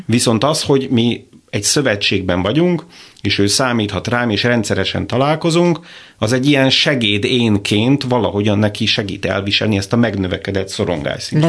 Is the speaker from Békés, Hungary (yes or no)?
yes; Békéscsaba, Békés, Hungary; a város, ahonnan származom, Békés Csaba